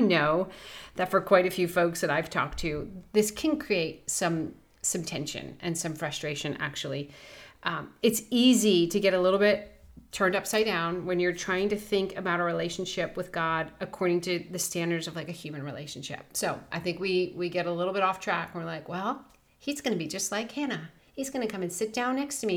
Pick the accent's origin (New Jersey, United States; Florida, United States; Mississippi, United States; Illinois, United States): New Jersey, United States; I grew up in Jersey